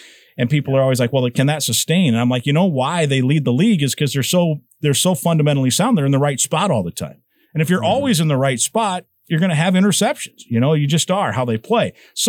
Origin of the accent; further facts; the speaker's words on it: Iowa, United States; moved away; I grew up in Iowa